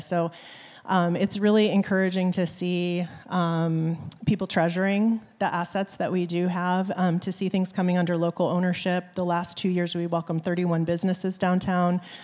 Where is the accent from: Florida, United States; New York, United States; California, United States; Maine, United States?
Maine, United States; moved away as an adult; now in South Bend, United States; I am a transplant from the East Coast. I grew up in Maine, and I moved to the South Bend area in, um, two thousand and one.